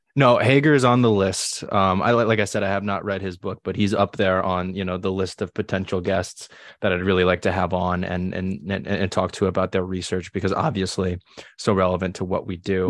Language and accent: English; New England, United States; I grew up in New England